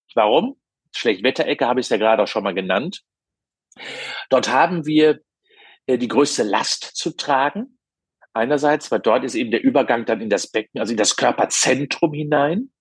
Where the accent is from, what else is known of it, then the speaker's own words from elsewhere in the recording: Cologne, North Rhine-Westphalia, Germany; Als Kölner